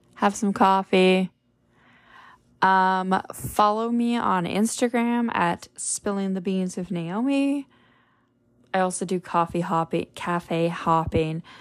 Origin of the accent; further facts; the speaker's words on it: Parry Sound, Ontario, Canada; moved away; Perry Sound or my hometown